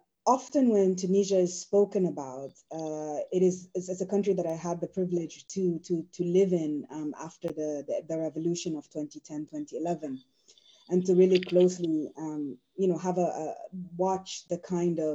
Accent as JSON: {"language": "English", "country": "Sudan", "also_born_or_lived": "United States"}